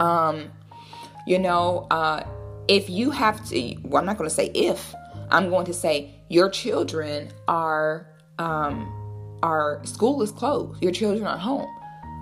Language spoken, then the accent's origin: English; Florida, United States; I'm from Florida.